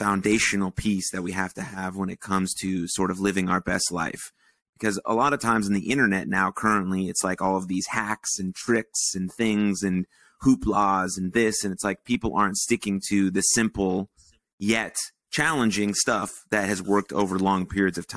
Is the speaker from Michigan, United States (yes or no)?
yes; Michigan, United States; moved away; also born or lived in South Dakota; I grew up in Michigan